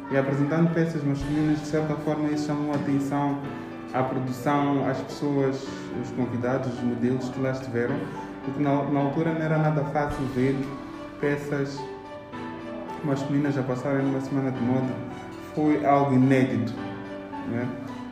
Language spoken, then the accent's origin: Portuguese; Maputo, Mozambique; como já tinha dito antes, sou jovem moçambicano, nasci aqui em Maputo em 1900 e tal, não é? Então, uh, tenho cerca de 30 anos